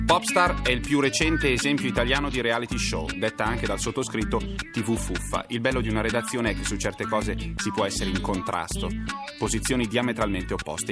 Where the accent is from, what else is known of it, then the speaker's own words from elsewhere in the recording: Varese, Lombardy, Italy; io sono di Varese, operosa cittadina delle prealpi lombarde